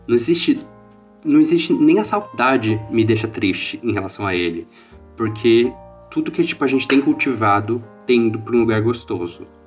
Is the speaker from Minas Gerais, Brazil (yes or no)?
no; Porto Feliz, São Paulo, Brazil; also born or lived in Campinas; eu sou de Porto Feliz